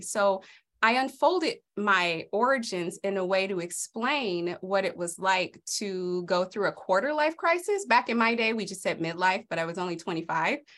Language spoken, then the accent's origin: English; Los Angeles, California, United States; moved away as an adult; now in Idaho, United States; I grew up in South Central during the eighties and nineties.